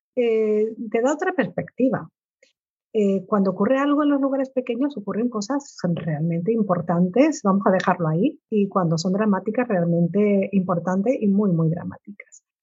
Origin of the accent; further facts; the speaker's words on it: Canary Islands, Spain; como soy canario igual no me entiende todo el mundo